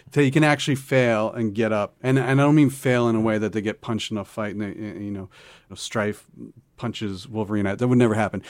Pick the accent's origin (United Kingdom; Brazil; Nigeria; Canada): Canada; growing up, uh, like, I'm Canadian, and, um, most of the media we consume in Canada is American media